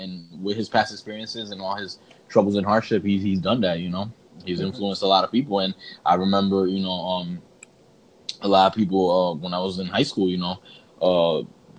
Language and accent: English; Puerto Rico; growing up in Puerto Rico